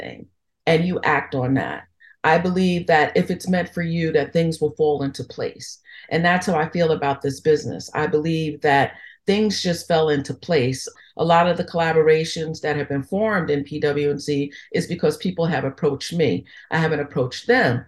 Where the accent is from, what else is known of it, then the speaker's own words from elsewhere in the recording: New York, United States; moved away; also born or lived in Philadelphia; growing up in New York